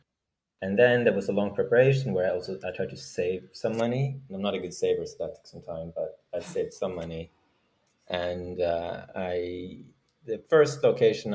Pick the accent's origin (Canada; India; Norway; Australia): Norway; moved away as an adult; now in San Francisco, United States; I am from Norway